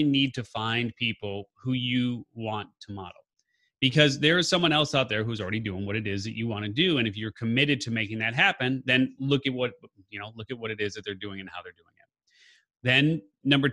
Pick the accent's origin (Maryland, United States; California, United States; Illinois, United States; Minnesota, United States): Illinois, United States; Chicago; I'm a Chicagoan